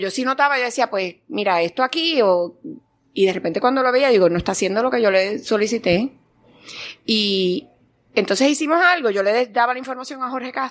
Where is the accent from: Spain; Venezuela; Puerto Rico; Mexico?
Puerto Rico; Guaynabo; nací en Guaynabo.